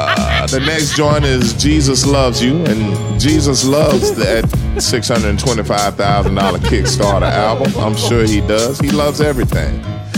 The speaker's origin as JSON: {"language": "English", "town": "Memphis", "region": "Tennessee", "country": "United States", "said": "I'm from Memphis"}